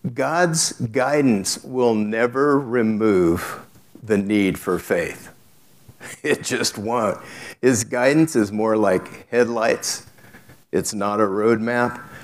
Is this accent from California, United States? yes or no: yes; South Gate, California, United States; I grew up in Southgate, California